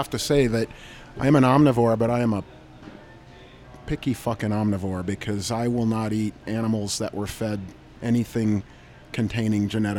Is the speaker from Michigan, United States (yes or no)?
yes; Sotus, Michigan, United States; Sotus, Michigan, 425 acres of fruit, vegetables, and grapes.